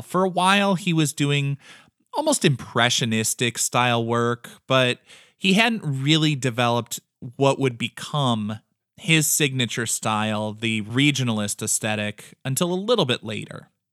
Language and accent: English; American Midwest, United States; we are both from the American Midwest.